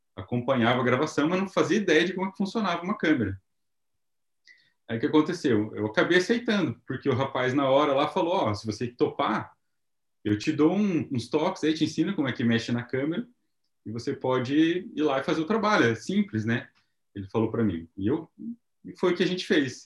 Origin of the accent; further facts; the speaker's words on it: Paraná, Brazil; moved away as an adult; now in Japan; Nós somos do Paraná